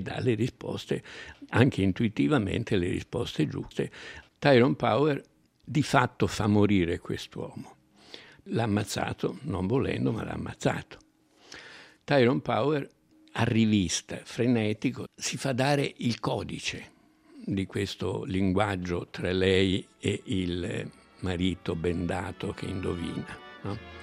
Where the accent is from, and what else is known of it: Italy